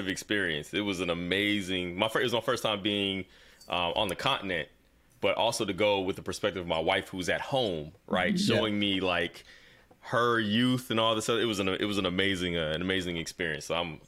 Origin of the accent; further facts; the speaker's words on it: the South, United States; as a Southerner